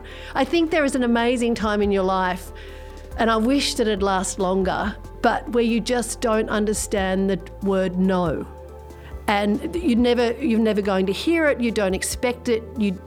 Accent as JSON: {"language": "English", "country": "Australia", "tie": "born or raised there", "also_born_or_lived": "Sydney", "said": "I was born in Sydney at the Crown Street Women's Hospital in Paddington. I grew up in Australia. I didn't grow up in Sydney, actually. I grew up in the bush."}